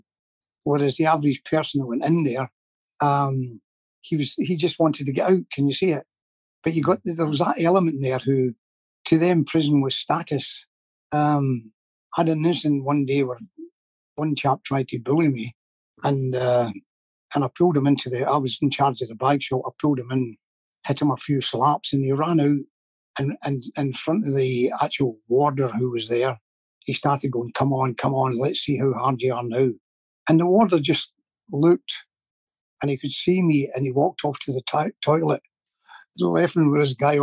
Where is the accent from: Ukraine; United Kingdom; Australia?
United Kingdom; Glasgow, Scotland; I can only speak for the area I came from